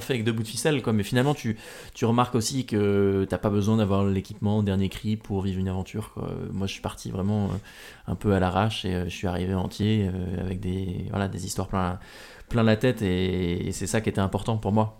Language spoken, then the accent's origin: French; Normandy, France; now in Paris, France; je suis un enfant de la Normandie, je vis maintenant euh, à Paris, mais j'ai grandi en Normandie.